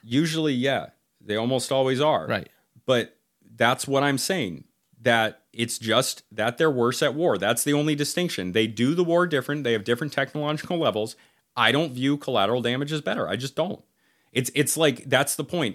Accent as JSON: {"language": "English", "country": "United States", "said": "I'm American of yeah. Irish descent"}